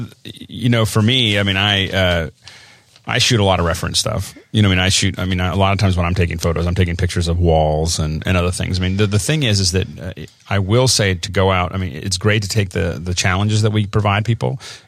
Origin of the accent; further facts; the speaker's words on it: Tucson, Arizona, United States; born there; I was born in Tucson, Arizona.